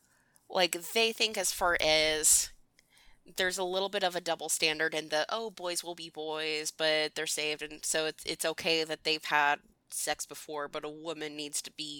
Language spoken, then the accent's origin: English; the South, United States; I'm Christian and I'm from the South